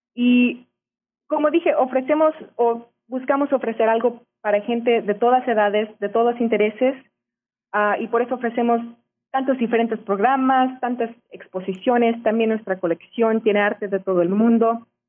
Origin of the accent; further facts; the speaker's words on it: Garland, Texas, United States; Yo nací en Garland y después de que me gradué de la universidad, ah, tuve mucha suerte de poder venir a trabajar en el museo